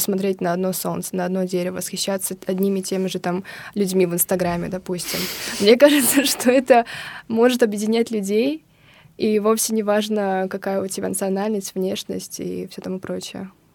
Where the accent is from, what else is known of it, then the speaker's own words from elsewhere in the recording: Kazakhstan; now in Russia; я из Казахстана